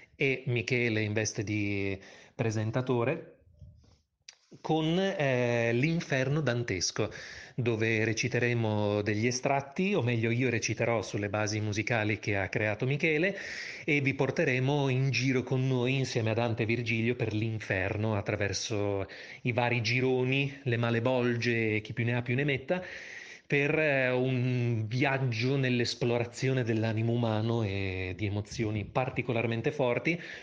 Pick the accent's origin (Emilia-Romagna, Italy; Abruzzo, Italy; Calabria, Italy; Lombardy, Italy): Emilia-Romagna, Italy; Bologna; moved away as an adult; also born or lived in Rome; now in Milan, Italy; sono nato a Bologna nel lontano 1982, ma ormai vivo a Milano già da più di un decennio